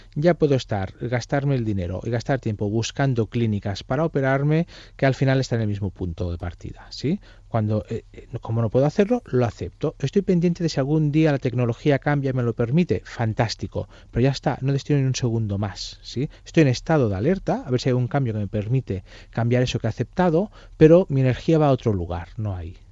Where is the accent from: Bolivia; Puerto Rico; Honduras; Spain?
Spain; Catalonia; soy catalán